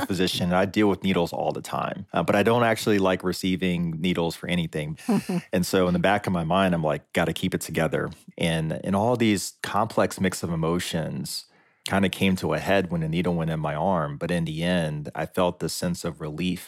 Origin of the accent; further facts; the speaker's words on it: Lynchburg, Virginia, United States; I grew up in Lynchburg, Virginia